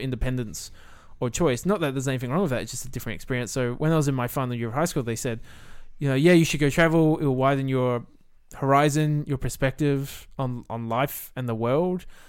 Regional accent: Millicent, South Australia, Australia; moved away as an adult; also born or lived in Adelaide / New Zealand; originally I grew up in Millicent with View Drew in the, in the country town

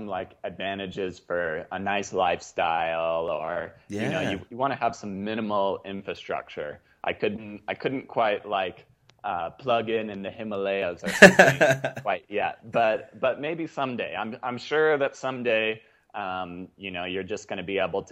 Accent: Salt Lake City, Utah, United States; my hometown of Salt Lake City

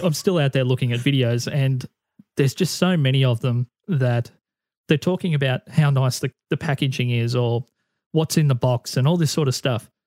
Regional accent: Australia; the bigger independent acts in Australia were all stopping at the hotel that I used to manage the entertainment for

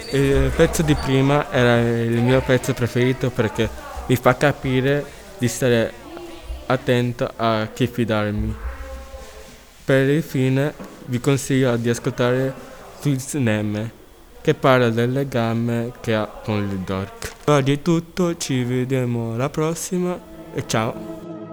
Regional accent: Italy; ho 17 anni, sono nato in Italia

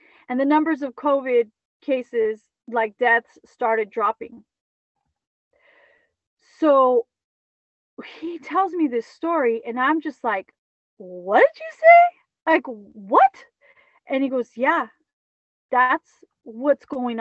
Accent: California, United States; I'm from California

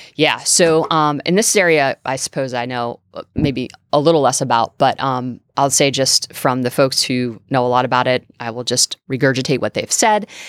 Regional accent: New England, United States; I'm from New England

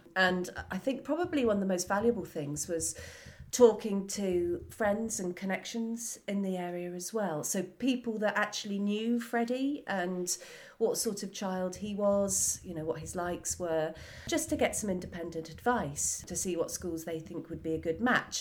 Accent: Wells, South West England, United Kingdom; I grew up in Somerset in the local area, so being in school in Wells

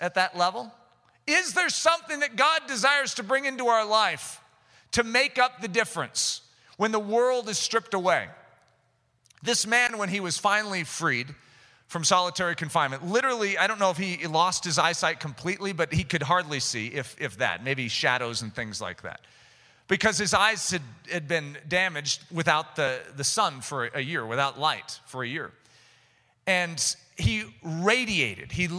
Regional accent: United States; as an American

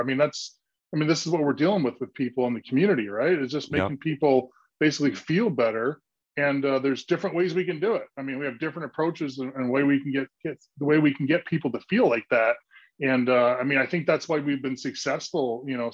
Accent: Canada; moved away as an adult; also born or lived in Aurelia (hometown, garbled); now in Los Angeles, United States; I played a lot of hockey growing up in Canada

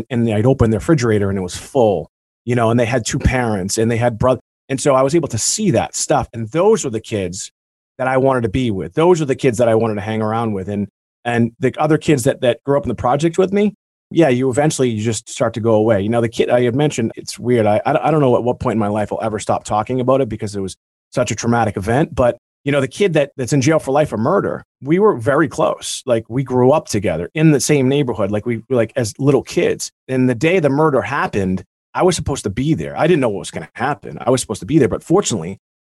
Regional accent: Beverly, Massachusetts, United States; where I grew up is because in Beverly, Massachusetts

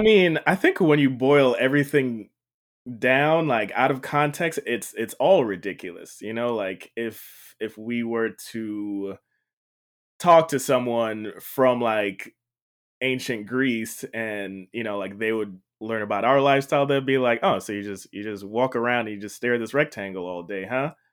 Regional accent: Jamaica; I grew up in Jamaica, um, not Jamaica, Queens, Jamaica, the island

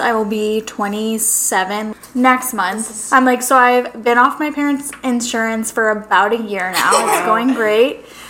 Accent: St. Louis, Missouri, United States; moved away as an adult; now in Arizona, United States; I'm not from Arizona. I'm from St. Louis, Missouri.

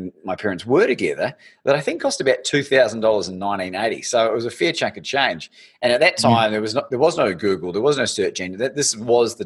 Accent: Christchurch, Canterbury, New Zealand; when we were growing up in New Zealand

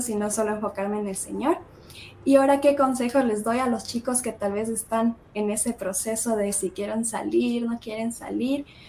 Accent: Ecuador; moved away as an adult; now in United States; Ecuador comemos un montón de cosas

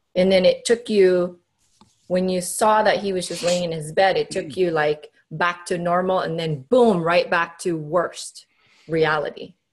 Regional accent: Cebu, Central Visayas, Philippines; moved away; I grew up in the Philippines. So okay. in my island, Cebu

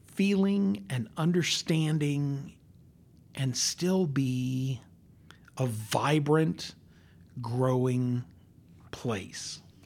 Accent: Longmont, Colorado, United States; now in Northwest Arkansas, United States; when I grew up in Colorado, you could stand on the front porch of my house in Longmont, Colorado

